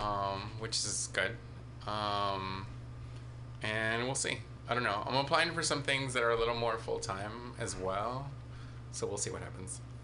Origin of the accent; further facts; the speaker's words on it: Daly City, California, United States; Daly City